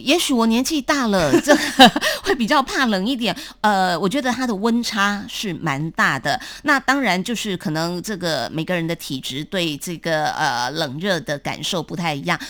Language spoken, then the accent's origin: Chinese; Taiwan; 还是我们台湾这边哦，比较细致一点